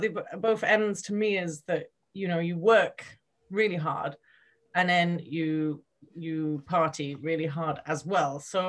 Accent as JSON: {"language": "English", "country": "Switzerland", "tie": "born or raised there", "also_born_or_lived": "United Kingdom", "said": "I grew up in Switzerland and I was at university in the UK."}